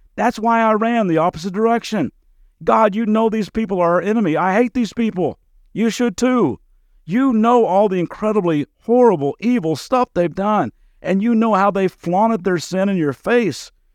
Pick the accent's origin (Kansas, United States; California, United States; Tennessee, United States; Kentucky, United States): Kentucky, United States; moved away as an adult; also born or lived in Las Vegas; growing up in Kentucky